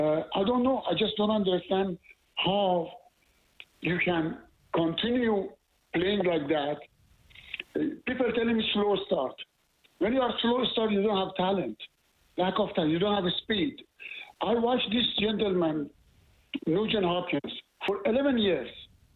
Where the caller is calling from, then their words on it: Montreal, Quebec, Canada; I'm calling from Montreal